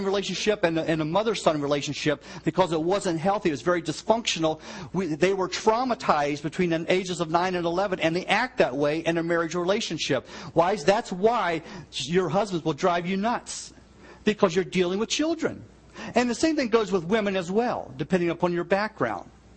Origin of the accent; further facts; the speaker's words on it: United States; I grew up in the Virginia, West Virginia line